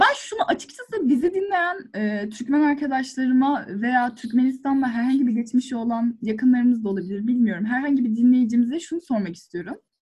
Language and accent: Turkish; Afyonkarahisar, Turkey; ben de işte Afyonluyum